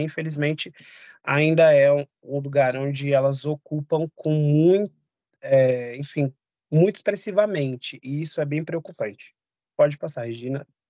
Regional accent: São Paulo, Brazil; Eu nasci e cresci no bairro de Guaianazes e hoje eu moro no centro de São Paulo.

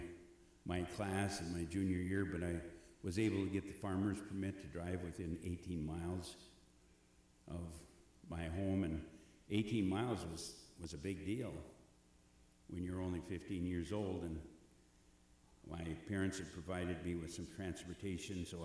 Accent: Eagle Bend, Minnesota, United States; I grew up near Eagle Bend, was near Bertha Ricetown, and that was the first appointment that I had just a few miles down the road from my hometown

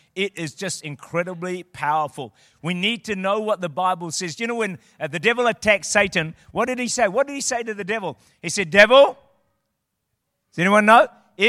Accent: New Zealand; I'm from New Zealand.

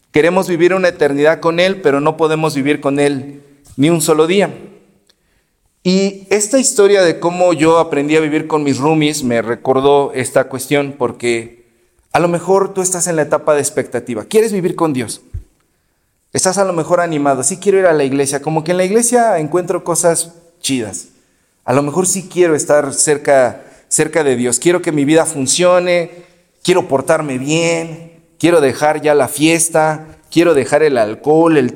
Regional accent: Exlalpan, State of Mexico, Mexico; now in Anáhuac, Mexico; yo hablo de donde yo vengo, en Exlalpan, la gente está peleada, es gente muy liosa, lo sabe la pastora que también estuvo allá. Pero aquí en Anáhuac yo sé que eso no pasa

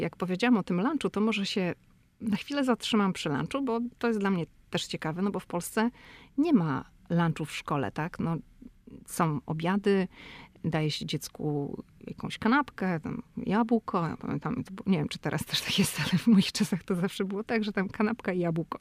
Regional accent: Szczecin, West Pomeranian Voivodeship, Poland; moved away as an adult; now in Washington, United States; ja jestem ze Szczecina, to u mnie się mówi, że na dworze się jest, a nie na polu

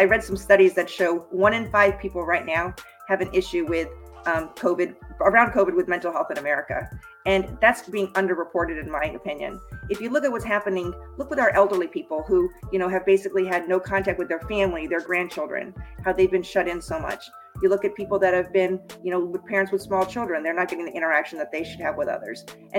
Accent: Boston, Massachusetts, United States; also born or lived in Colorado; now in Florida, United States; And for the most part, I grew up either in the Boston area or in Colorado. I moved to Florida about 30 years ago

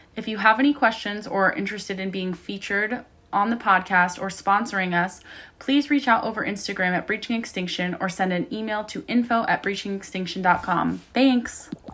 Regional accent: Columbus, Ohio, United States; I'm from Columbus originally, so also from nowhere near the ocean

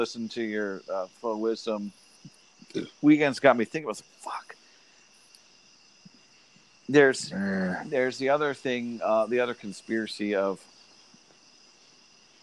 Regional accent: Santiago, Santiago Metropolitan Region, Chile; moved away; I was born in 81 in Santiago, Chile, under Pinochet's

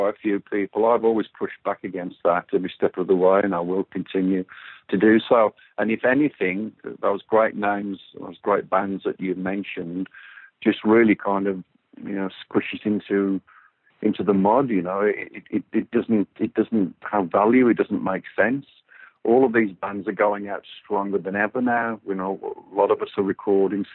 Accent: Walsall, West Midlands, United Kingdom; I'm from Walsall, which is a very, you know, blue-collar, hard-working place

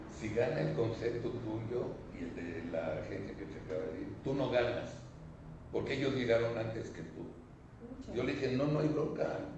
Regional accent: León, Guanajuato, Mexico; Yo soy de León

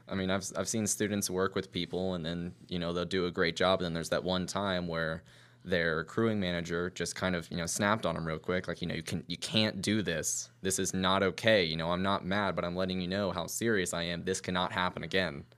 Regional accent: Virginia, United States; moved away; I'm from Virginia.

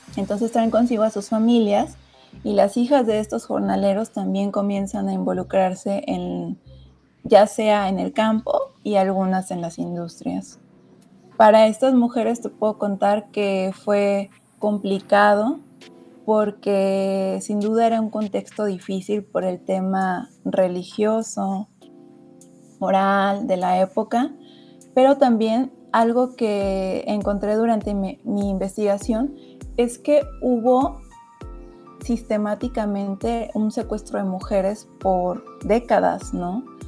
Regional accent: Zamora, Michoacán, Mexico; soy mujer originaria de Zamora

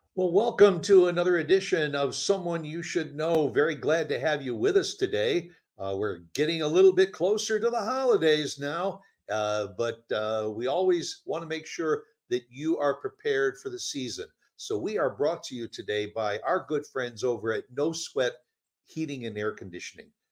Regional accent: Chicago, Illinois, United States; moved away; I'm from Chicago originally

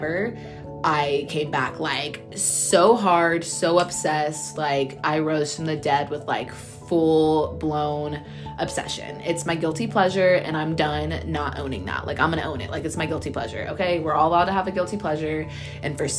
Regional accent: Texas, United States; now in Orange County, United States; I am born and raised in Texas

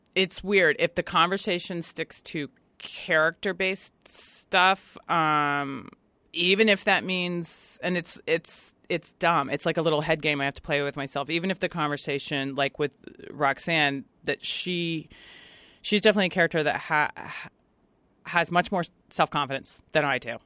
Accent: Virginia, United States; moved away as an adult; also born or lived in Washington, D.C. / Brooklyn, New York; now in Los Angeles, United States; where I grew up in Virginia and then Washington, D C

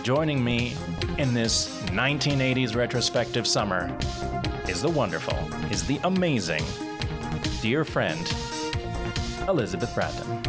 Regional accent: Puerto Rico; grew up in Puerto Rico and I grew up bilingual

